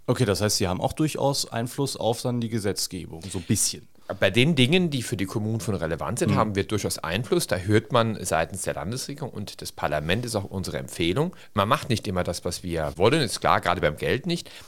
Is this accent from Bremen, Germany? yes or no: no; St. Ingbert, Saarland, Germany; bin St. Seengbärter aus Überzeugung. Meine Eltern kommen aus St. Seengbert, meine Großeltern und mir liegt meine Heimatstadt am Herzen